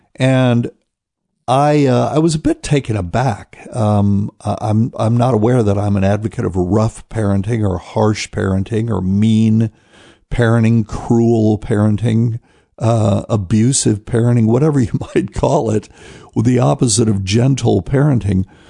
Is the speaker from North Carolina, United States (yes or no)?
yes; New Bern, North Carolina, United States; my hometown of New Bern, North Carolina